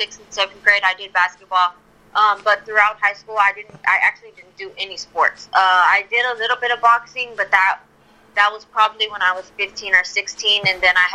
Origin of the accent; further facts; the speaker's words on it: Houston, Texas, United States; I'm born and raised here from Houston